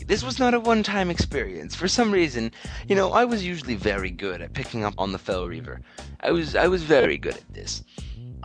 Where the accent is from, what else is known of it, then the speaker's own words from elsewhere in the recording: Canada; Canada, my hometown